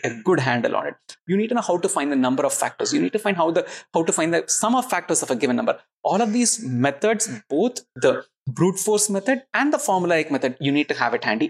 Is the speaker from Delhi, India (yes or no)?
no; Chennai, Tamil Nadu, India; I'm from Chennai